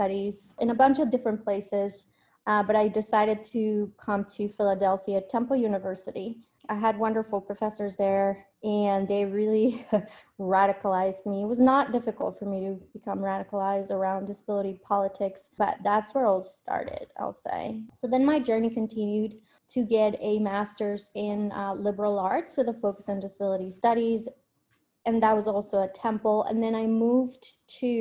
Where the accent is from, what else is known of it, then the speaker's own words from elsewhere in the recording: Colombia; moved away as an adult; also born or lived in Spain / United States; I was born and raised in Colombia, but I went to Spain for my undergrad.